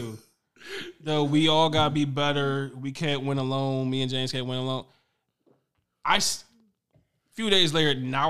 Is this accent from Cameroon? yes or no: yes; Cameroon; I can't. I'm from Cameroon.